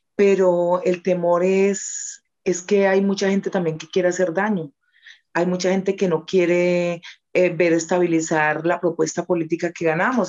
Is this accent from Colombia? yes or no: yes; Huila, Colombia; somos huilenses